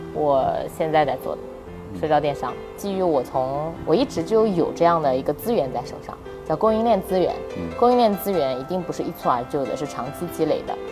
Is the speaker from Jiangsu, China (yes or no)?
yes; Nanjing, Jiangsu, China; 我是南京人，我家在南京，我尽量不出南京去做事